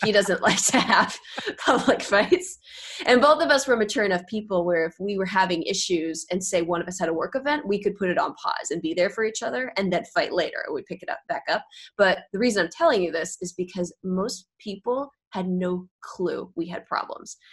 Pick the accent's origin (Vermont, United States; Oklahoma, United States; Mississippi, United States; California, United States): California, United States; Bay Area; also born or lived in Los Angeles; I grew up in the Bay Area, but I was in LA for about 6 years